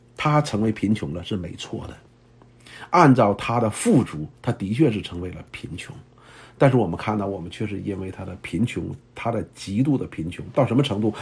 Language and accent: Chinese; China; 我们中国人读过很多的圣贤书啊